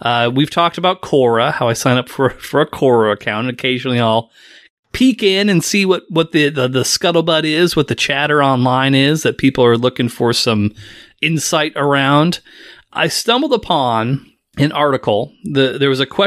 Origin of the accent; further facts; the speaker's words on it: United States; we as Americans